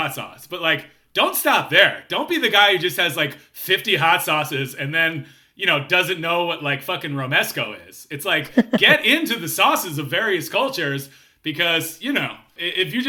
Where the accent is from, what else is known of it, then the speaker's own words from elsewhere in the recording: Philadelphia, Pennsylvania, United States; now in Los Angeles, United States; I grew up in Philly